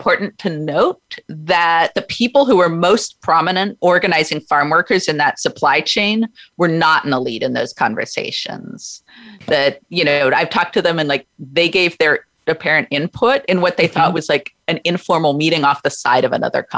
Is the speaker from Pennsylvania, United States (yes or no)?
no; Oregon, United States; in my home state of Oregon